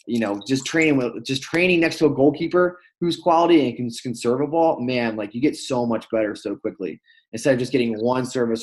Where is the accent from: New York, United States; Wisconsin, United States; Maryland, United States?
Maryland, United States; I grew up playing futsal in Maryland